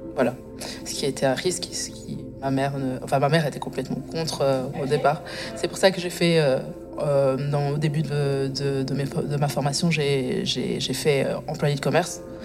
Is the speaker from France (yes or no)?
no; Moutier, Bern, Switzerland; also born or lived in Angola / Biel/Bienne, Switzerland; J'ai grandi dans le Jura, Jura bernois. Ça va pas, ça. j'en suis déménagée dans le canton de Berne, à Bienne. mais c'est vrai que mes premiers débuts de vie, ben, c'était dans le Jura bernois